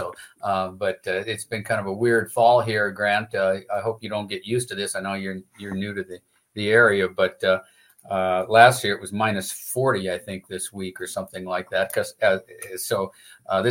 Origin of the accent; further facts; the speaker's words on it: Laurel, Montana, United States; also born or lived in Manhattan, Kansas; I am from Laurel, where my brother still farms